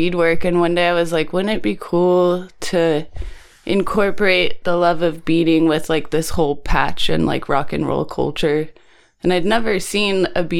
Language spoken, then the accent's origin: English; Ojai, California, United States; growing up in Ojai with not much